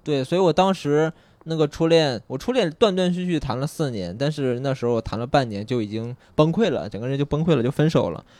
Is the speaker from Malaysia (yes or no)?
no; Anyang, Henan, China; moved away; 我家里河南省安阳市内黄县， 我之所以把那儿称作我的家乡， 一是因为有我的家庭在那边